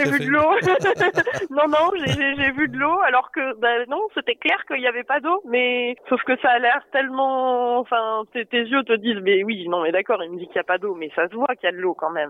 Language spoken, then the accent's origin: French; M'Hamid El Ghizlane, Drâa-Tafilalet, Morocco; C'est Mahamid. Mahamid El Riflan, et en fait, c'est le dernier village euh, aux portes du désert.